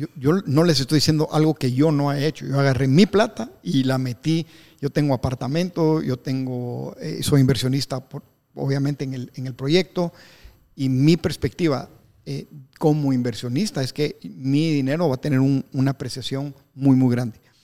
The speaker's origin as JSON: {"language": "Spanish", "country": "Guatemala", "said": "Yo como soy chapín"}